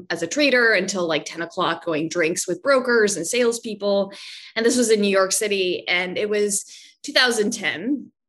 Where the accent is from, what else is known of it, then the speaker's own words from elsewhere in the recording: Vancouver, British Columbia, Canada; also born or lived in Virginia area; now in Virginia, United States; I am originally from Vancouver, Canada.